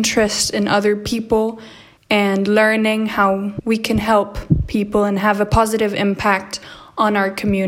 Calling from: Strasbourg, Grand Est, France; Today is Wednesday, the 8th of April, 2020, and I'm reporting from Strasbourg, France.

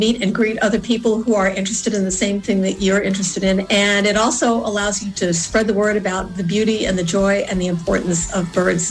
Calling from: Fort Myers, Florida, United States; I'm calling from Fort Myers, Florida.

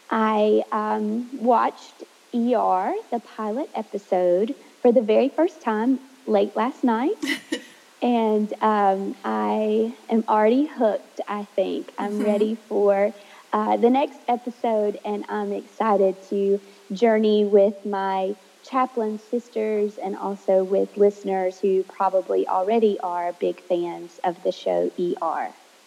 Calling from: Georgia, United States; I'm calling in from Georgia, where my husband and I live with our two children now.

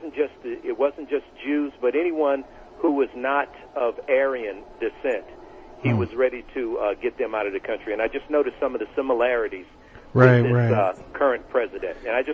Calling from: Bloomington, California, United States; I'm calling from Bloomington, California.

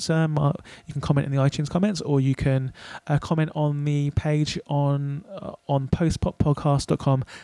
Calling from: London, United Kingdom; I'm in London right now. I'm calling you from London.

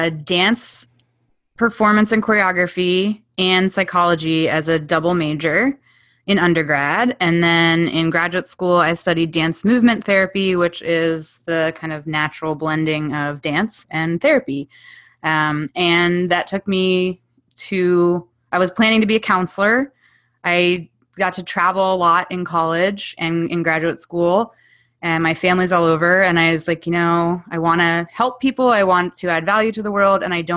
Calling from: Somers Point, New Jersey, United States; I am in Summers Point, New Jersey, which is about 50 minutes east of Philadelphia and about 15 minutes south of Atlantic City.

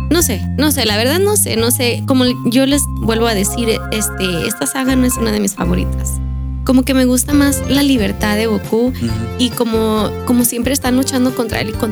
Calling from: Argentina; Bueno, saludos desde Argentina, sin más que decir un abrazo enorme desde Argentina.

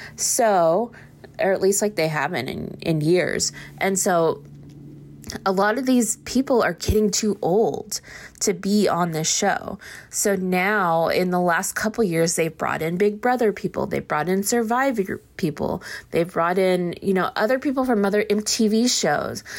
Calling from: Austin, Texas, United States; I'm calling from Austin

